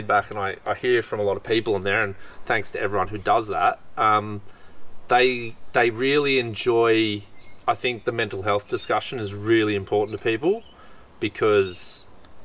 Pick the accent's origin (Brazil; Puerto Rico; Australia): Australia; as an Australian